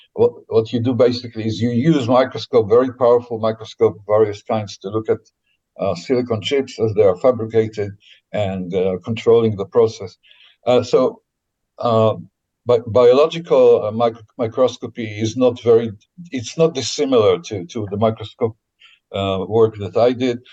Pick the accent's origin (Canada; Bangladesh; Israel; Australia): Israel; I was born in Israel uh, after they came here.